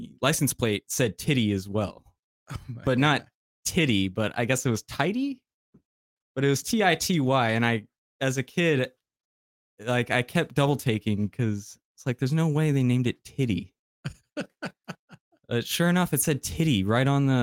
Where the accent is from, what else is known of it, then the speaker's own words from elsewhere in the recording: El Paso, Texas, United States; I'm from El Paso and like Juarez is right there